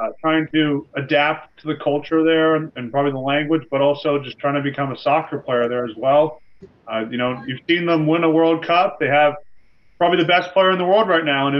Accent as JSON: {"language": "English", "country": "United States", "said": "I'm from the United States"}